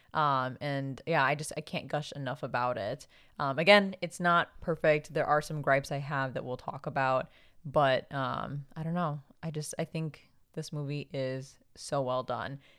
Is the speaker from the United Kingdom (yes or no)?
no; Philippines; now in United States; we're both Filipino